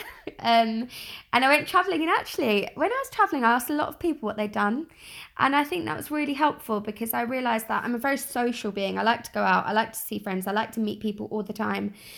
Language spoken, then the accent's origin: English; London, United Kingdom; I'm from South East London, born and bred, still living here